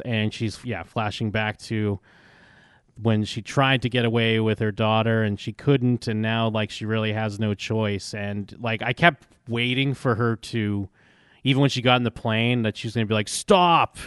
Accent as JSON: {"language": "English", "region": "Massachusetts", "country": "United States", "tie": "born or raised there", "moved": "yes", "said": "I grew up in Massachusetts"}